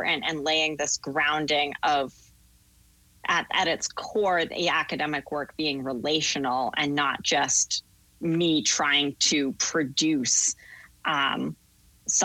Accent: Portland, Maine, United States; moved away as an adult; also born or lived in Massachusetts / Connecticut; now in New Haven, United States; I grew up in Portland, Maine

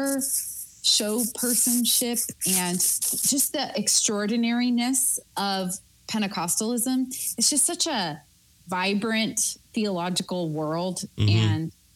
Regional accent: Oregon, United States; moved away; I grew up in Oregon around that time

